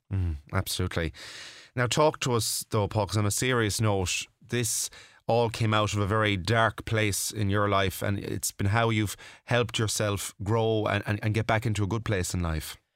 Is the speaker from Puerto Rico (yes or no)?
no; Mayo, Connacht, Ireland; now in Galway, Ireland; I'm from Mayo myself